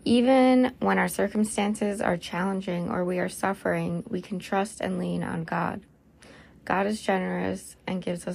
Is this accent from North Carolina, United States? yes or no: no; Wisconsin, United States; My accent came out there. Whoops. I guess I'm from Wisconsin, aren't I?